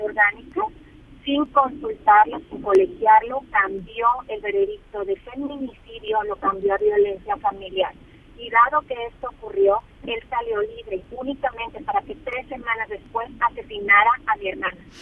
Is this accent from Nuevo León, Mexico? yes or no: yes; Monterrey, Nuevo León, Mexico; nosotros somos de Monterrey